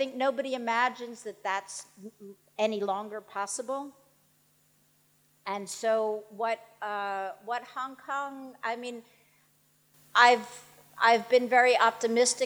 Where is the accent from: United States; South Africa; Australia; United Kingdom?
United States; New York; I'm a New Yorker